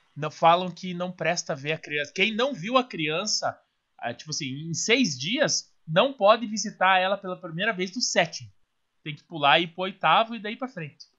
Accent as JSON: {"language": "Portuguese", "town": "Curitiba", "region": "Paraná", "country": "Brazil", "tie": "born or raised there", "said": "nasci em Curitiba"}